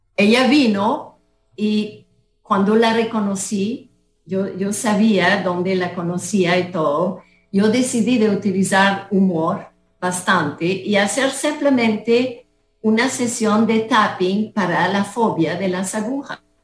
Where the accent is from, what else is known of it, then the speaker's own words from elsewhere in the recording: Canada; moved away as an adult; now in Costa Rica; yo soy de Canadá